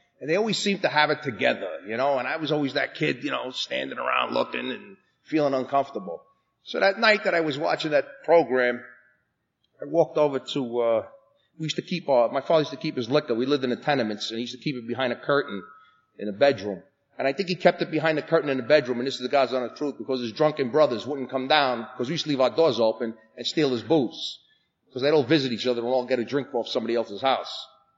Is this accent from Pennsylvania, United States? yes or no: no; New York City, New York, United States; accent: New York; I was brought up in New York, and you know that. You know, you can tell by my accent.